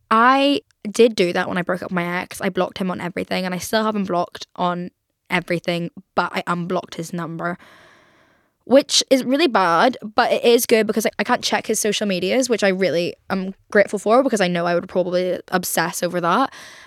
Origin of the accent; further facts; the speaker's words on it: Belfast, Northern Ireland, United Kingdom; accent: Belfast; grateful for my upbringing there, and like happy that like I have this is so weird, but happy that I am Northern Irish, and like love having the accent, even though people are telling me every single day that I'm losing it.